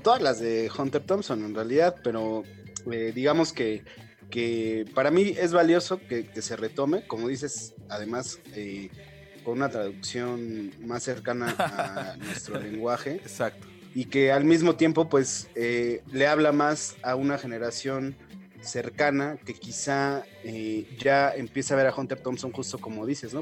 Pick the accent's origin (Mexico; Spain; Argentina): Mexico; uno como mexicano